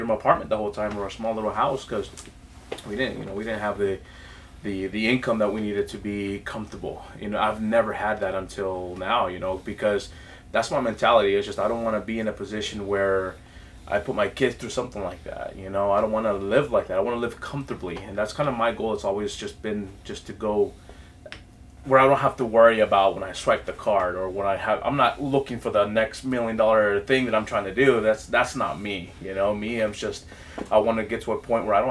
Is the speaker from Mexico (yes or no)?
yes; Mexico; moved away; I've come from a background, you know, from Mexico. You know, I'm from Mexico, and so growing up has always been a struggle